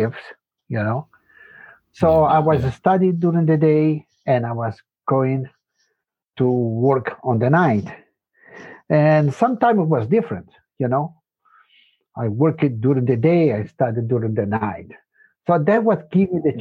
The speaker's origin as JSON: {"language": "English", "country": "Brazil", "tie": "born or raised there", "also_born_or_lived": "Spain", "second_language": "English", "moved": "yes", "lives_now": "Germany", "said": "I grew up in Brazil, you know, and my family moved very early there"}